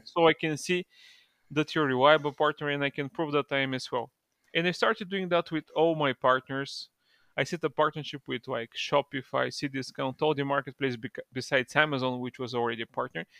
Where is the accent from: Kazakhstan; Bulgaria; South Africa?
Bulgaria; I'm from Bulgaria originally.